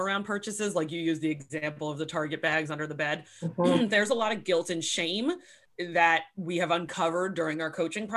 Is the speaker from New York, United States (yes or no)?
yes; New York, United States; moved away as an adult; also born or lived in San Diego; I grew up in New York. I was still living in New York.